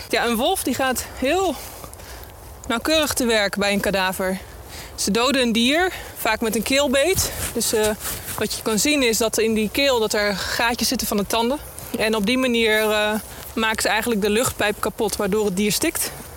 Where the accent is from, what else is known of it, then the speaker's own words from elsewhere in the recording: Netherlands; als Nederlander